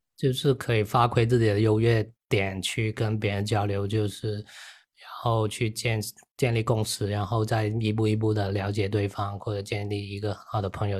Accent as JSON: {"language": "Chinese", "town": "Yunfu", "region": "Guangdong", "country": "China", "said": "我是广东云浮"}